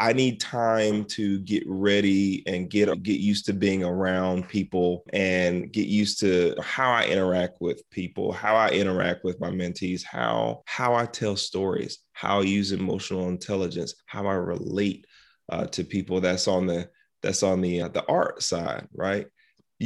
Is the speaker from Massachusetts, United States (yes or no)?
no; South Carolina, United States; I grew up in South Carolina.